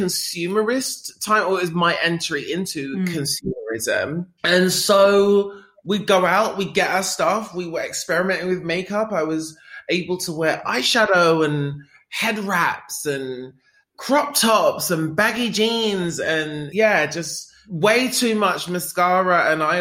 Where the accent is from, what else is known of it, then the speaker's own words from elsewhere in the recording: London, United Kingdom; I grew up in North London